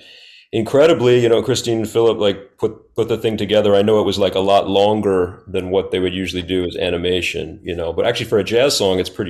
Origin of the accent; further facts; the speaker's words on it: New Orleans, Louisiana, United States; moved away as an adult; now in Texas, United States; I'm from New Orleans, and I've been in Texas for about 6 years.